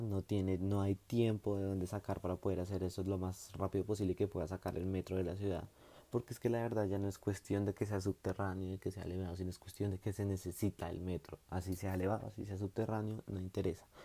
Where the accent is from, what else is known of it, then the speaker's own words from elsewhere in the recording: Bogotá, Bogotá Capital District, Colombia; somos la capital de Colombia